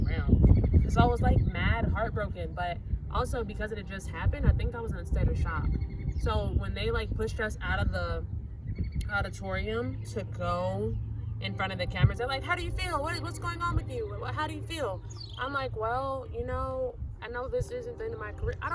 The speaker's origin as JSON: {"language": "English", "town": "Chicago", "region": "Illinois", "country": "United States", "said": "I'm from Chicago"}